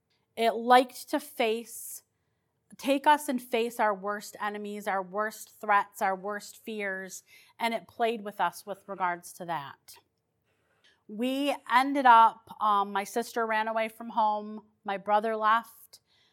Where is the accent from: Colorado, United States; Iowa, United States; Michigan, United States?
Michigan, United States; Detroit; The house that I grew up in Detroit was haunted.